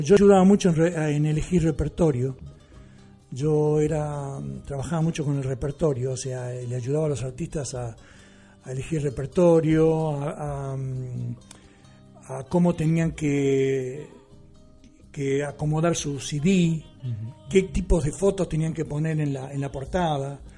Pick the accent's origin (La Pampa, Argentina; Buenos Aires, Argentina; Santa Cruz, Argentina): La Pampa, Argentina; moved away as an adult; also born or lived in New York, United States / Miami, United States; now in Costa del Sol, Spain; yo nací en La Pampa